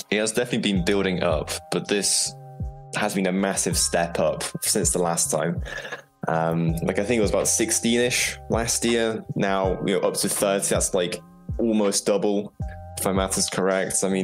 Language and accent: English; England, United Kingdom; The, the UK. I'm mm-hmm. from England.